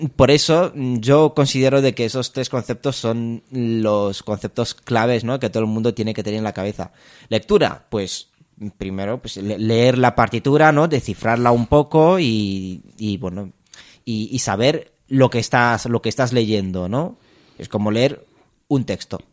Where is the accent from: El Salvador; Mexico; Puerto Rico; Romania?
Romania; also born or lived in Madrid, Spain; now in Spain; soy, soy de Rumanía. Em, me vine ya hace, hace muchos años a España